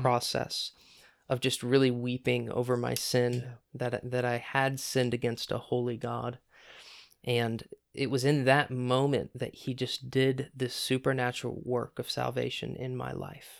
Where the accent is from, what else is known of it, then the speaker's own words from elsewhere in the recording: Centerburg, Ohio, United States; I grew up in Centerburg, Ohio, small town just south of Mount Vernon